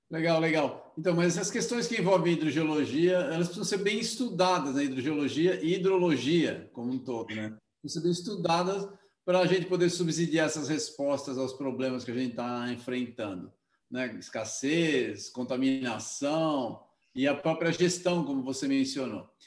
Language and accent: Portuguese; Southeast, Brazil; eu estou aqui no Sudeste, né? não sou do Sul, sou do Sudeste